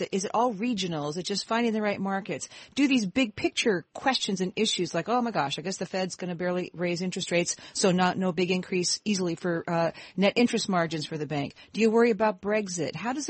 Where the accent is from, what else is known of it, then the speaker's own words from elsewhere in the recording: Olympia, Washington, United States; I grew up in Olympia, Washington, so always love to hear about a Seattle business and a Seattle bank.